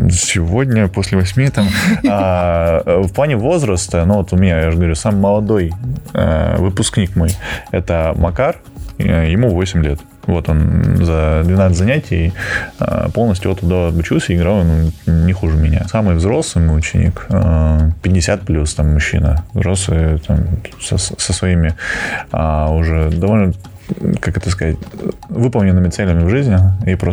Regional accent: Georgia; now in Russia; Я, э, я сам по национальности не русский, я грузин.

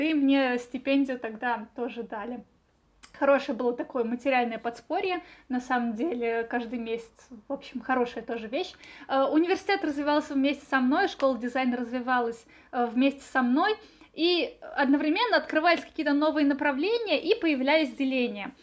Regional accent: Nizhny Novgorod, Nizhny Novgorod Oblast, Russia; moved away as an adult; now in Moscow, Russia; я девочка из Нижнего Новгорода

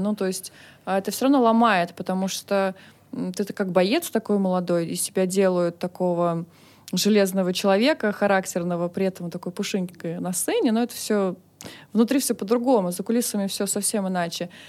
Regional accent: Moscow, Russia; Я родилась в Москве, э, училась в хороших э, учреждениях

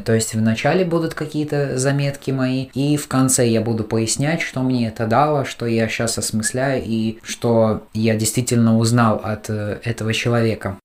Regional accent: Latvia; мы из Латвии

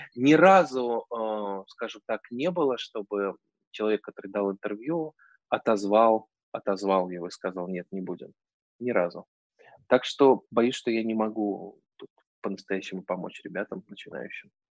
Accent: Saint Petersburg, Russia; Я вообще из Петербурга, это город странных друзей

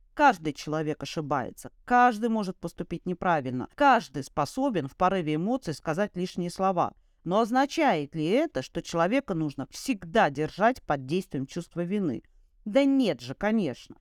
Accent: Saint Petersburg, Russia; moved away as an adult; в Ленинграде, в моем родном городе, в котором родилась и я, и прожила до 30 лет

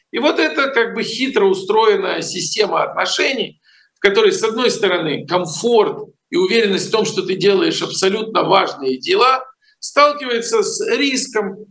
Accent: Ukraine; moved away; если бы я не родился в Украине, не вырос, не построил там огромный телевизионный канал

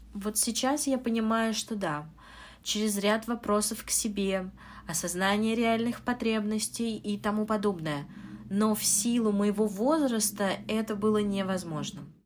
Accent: Moscow, Russia; Я учитель английского из Москвы.

